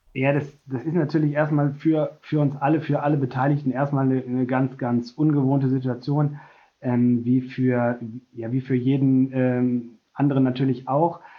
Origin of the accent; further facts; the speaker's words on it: North Rhine-Westphalia, Germany; moved away as an adult; also born or lived in North Hesse; now in Bremen, Germany; ich bin ursprünglich Westfale